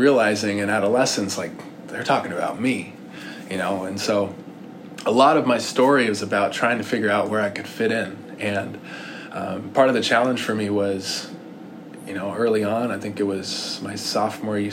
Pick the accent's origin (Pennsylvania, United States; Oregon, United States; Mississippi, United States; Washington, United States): Washington, United States; Bellevue; also born or lived in Indianapolis, Indiana; I grew up in Bellevue, Washington, by way of Indianapolis, Indiana.